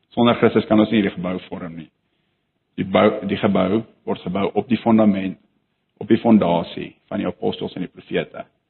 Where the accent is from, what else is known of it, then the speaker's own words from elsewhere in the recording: South Africa; ons as Afrikaners